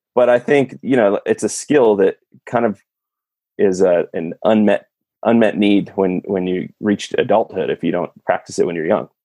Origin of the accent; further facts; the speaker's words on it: California, United States; I'm from California